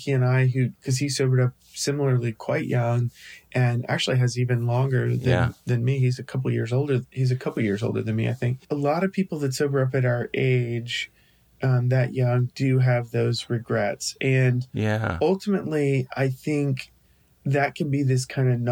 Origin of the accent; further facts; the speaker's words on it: the South, United States; I grew up in the South